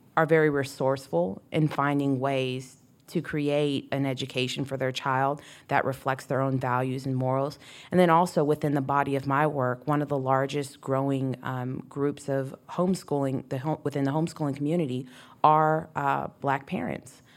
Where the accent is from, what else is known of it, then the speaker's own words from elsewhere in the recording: Texas, United States; moved away; The way we speak, we, I say, would say y'all, I'm from Texas